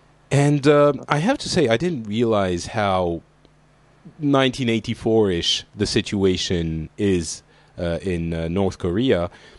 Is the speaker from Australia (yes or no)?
no; Lebanon; born there; And we're sort of all from the Middle East, because for those who don't know, I was born in Lebanon.